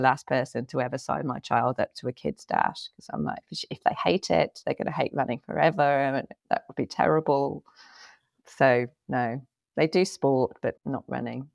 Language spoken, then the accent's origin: English; England, United Kingdom; moved away as an adult; also born or lived in Thailand; now in United States; I was born in England, but I haven't lived there since about two thousand and eight